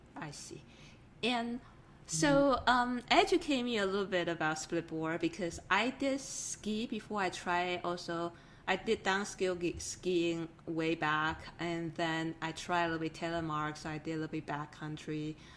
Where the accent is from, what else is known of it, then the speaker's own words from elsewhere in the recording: Taiwan; moved away; I grew up in an island from Taiwan originally.